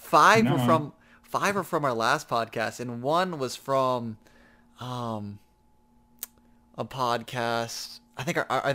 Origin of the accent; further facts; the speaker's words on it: Michigan, United States; we're from Michigan